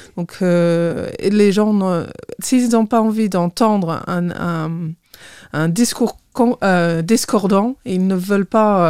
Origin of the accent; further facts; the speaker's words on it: Torquay, South West England, United Kingdom; French is a second language; moved away as an adult; also born or lived in Bath / Belfort; now in Sierck-les-Bains, France; je suis née à Torquay, Torquay, euh, plus exactement, dans le Devon